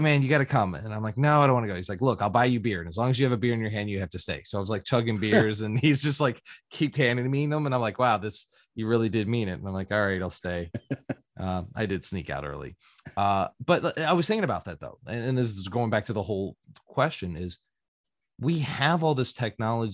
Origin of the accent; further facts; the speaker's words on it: Grottoes, Virginia, United States; moved away; also born or lived in Indiana; And that's where I spent my 90s, was in a small little town in Virginia by the Appalachian